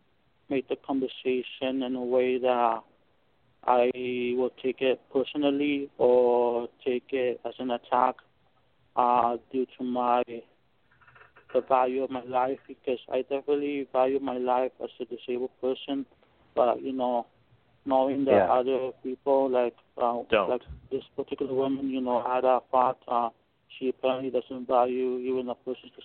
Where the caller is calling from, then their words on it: Los Angeles, California, United States; I'm calling here from the Southern California, Los Angeles area.